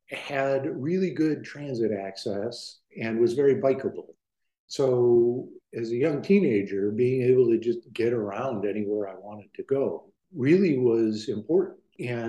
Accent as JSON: {"language": "English", "town": "Cleveland", "region": "Ohio", "country": "United States", "tie": "born or raised there", "said": "Most of my youth was in Cleveland"}